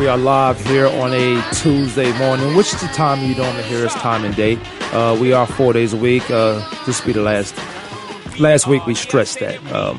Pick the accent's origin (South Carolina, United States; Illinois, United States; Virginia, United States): Virginia, United States; I'm from a tropical place called Virginia.